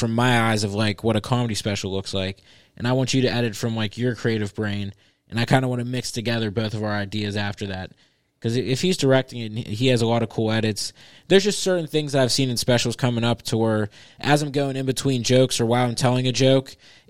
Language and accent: English; Edna, United States; And I grew up in Edna